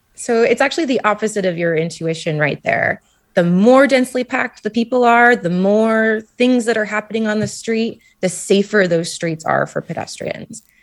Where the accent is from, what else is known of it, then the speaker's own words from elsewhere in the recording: Anchorage, Alaska, United States; moved away; I'm from Anchorage, Alaska, and I could see glaciers in my own backyard